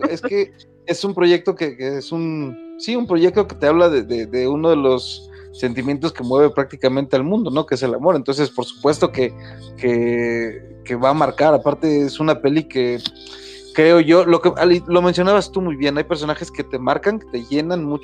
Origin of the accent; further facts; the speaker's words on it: Mexico; Pues como, como mexicano, o sea, con, este ras, con estos rangos, con esos rasgos, perdón, que, tiene tu servidor, de pronto vas a estar muy encasillado en ciertos personajes